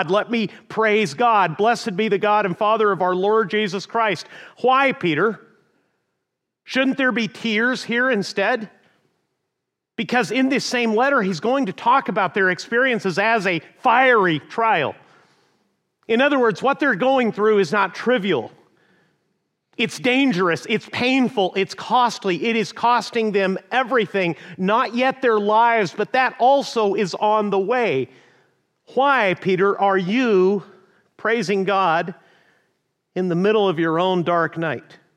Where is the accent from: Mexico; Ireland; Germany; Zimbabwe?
Mexico; northern Mexico; also born or lived in Amarillo, Texas, United States; I was born in the panhandle of Texas, but raised in northern Mexico.